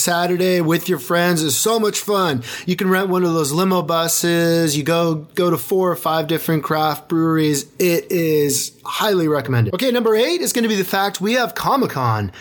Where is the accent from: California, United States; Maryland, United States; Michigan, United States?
California, United States; San Diego; I'm from Southern California, San Diego